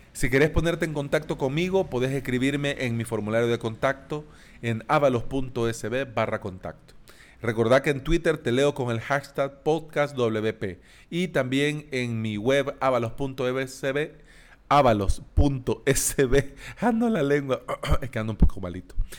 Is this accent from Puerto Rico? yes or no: no; El Salvador; en países como El Salvador, nosotros hablamos de vos